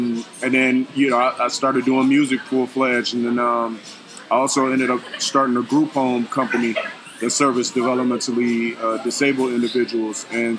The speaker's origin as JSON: {"language": "English", "town": "Phoenix", "region": "Arizona", "country": "United States", "tie": "born there", "said": "Yeah, I was actually born in Phoenix."}